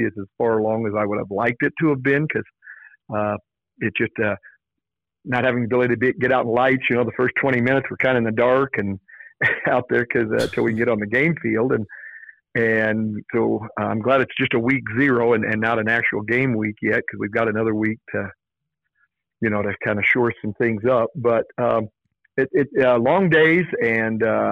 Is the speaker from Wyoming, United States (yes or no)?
yes; Kemmerer, Wyoming, United States; now in Lander, United States; having both my wife and I been from Wyomingites, and I'm from Kemmer